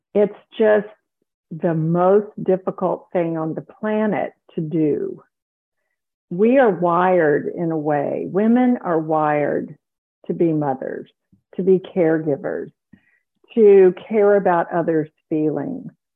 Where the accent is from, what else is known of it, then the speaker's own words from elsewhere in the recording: South Carolina, United States; moved away as an adult; also born or lived in Dallas, Texas; I grew up in South Carolina